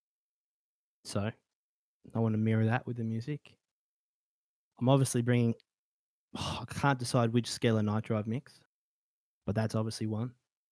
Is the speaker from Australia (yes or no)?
yes; Australia; I'm an Australian